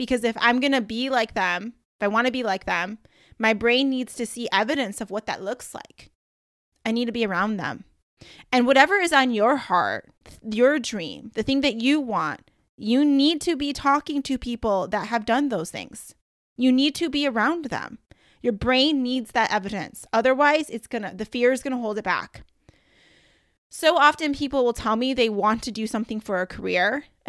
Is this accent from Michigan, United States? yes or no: yes; Michigan, United States; I was like, I can't say y'all because I'm from Michigan and we say you guys.